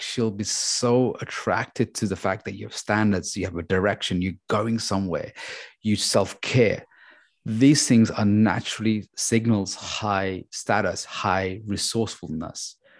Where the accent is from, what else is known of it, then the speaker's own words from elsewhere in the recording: London, United Kingdom; we're from London